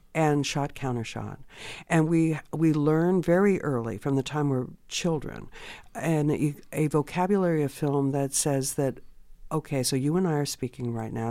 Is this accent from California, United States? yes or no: yes; California, United States; I grew up in California